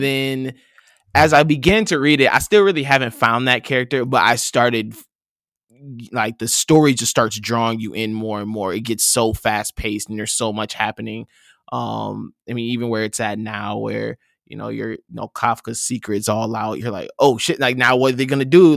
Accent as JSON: {"language": "English", "town": "Saint Paul", "region": "Minnesota", "country": "United States", "said": "I'm from Saint Paul, Minnesota"}